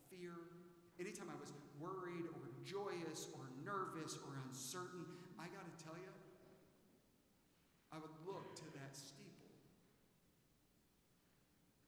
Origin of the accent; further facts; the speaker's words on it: Aiken, South Carolina, United States; now in Dallas, United States; when I was a kid in Aiken, South Carolina, I went to Millbrook Elementary School